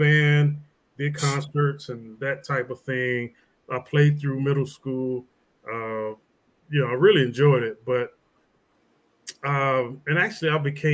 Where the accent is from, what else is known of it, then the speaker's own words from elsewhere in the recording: Louisville, Kentucky, United States; Louisville, my hometown